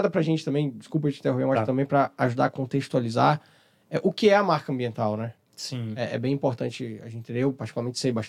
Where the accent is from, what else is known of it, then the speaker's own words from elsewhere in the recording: Ilhéus, Bahia, Brazil; moved away; Vocês estão lá na minha terra